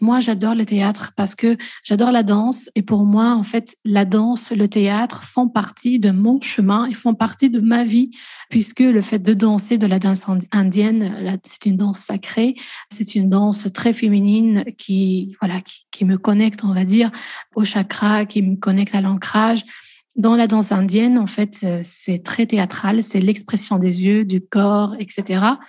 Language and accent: French; Belgium; also born or lived in Namur, Belgium; moi je suis belge, j'habite en Belgique, à Namur précisément